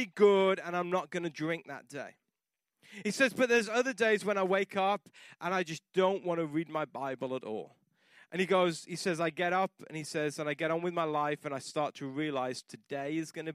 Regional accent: England, United Kingdom; moved away; I grew up in England and it rained a lot

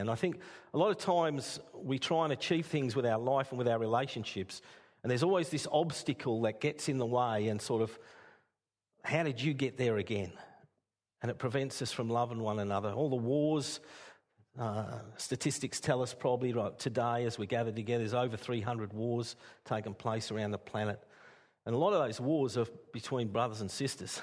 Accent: Castlemaine, Victoria, Australia; moved away as an adult; now in Port Stephens, Australia; I was raised in Castlemaine

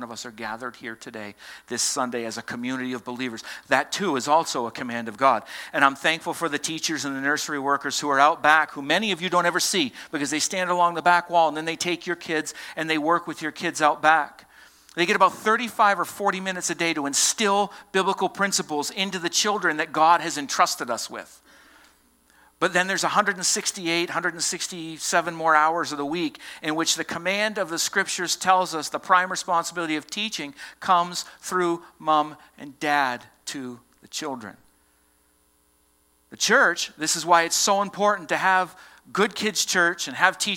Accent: Boston, Massachusetts, United States; accent: Southie; moved away; I said two words this morning that revealed that I come from Massachusetts

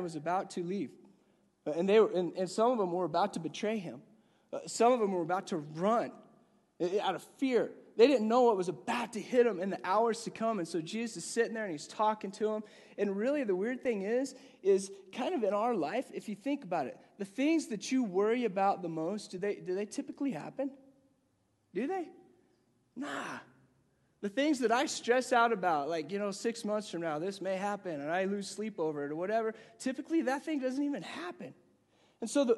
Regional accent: Gunnison, Colorado, United States; moved away as an adult; also born or lived in Virginia; When I went to college, I remember I lived in Gunnison, Colorado

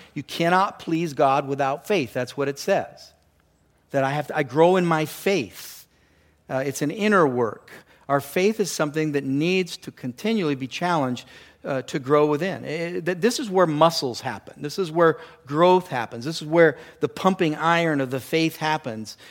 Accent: California, United States; moved away; I grew up down in California in the ocean

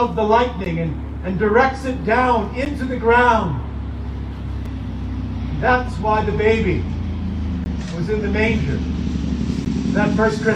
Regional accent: East Coast, United States; moved away; also born or lived in upper Midwest; I'm from the East Coast originally.

